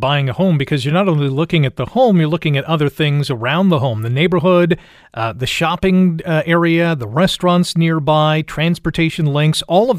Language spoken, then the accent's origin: English; Toronto, Ontario, Canada; I wasn't in Hamilton in the 80s. I was growing up in Toronto, but I had visited Hamilton